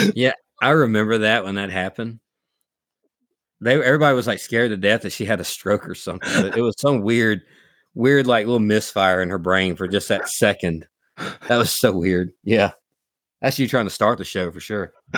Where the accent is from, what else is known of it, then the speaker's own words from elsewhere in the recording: South Alabama, United States; we're from South Alabama